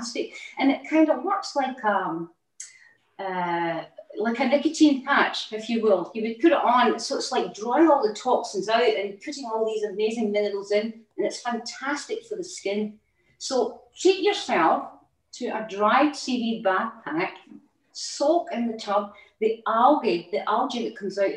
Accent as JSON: {"language": "English", "region": "Scotland", "country": "United Kingdom", "also_born_or_lived": "Outer Hebrides", "moved": "as an adult", "lives_now": "England, United Kingdom", "said": "I'm a Scottish person, right? So we had a lot of seaweed in our diet as well. Up in the Outer Hebrides"}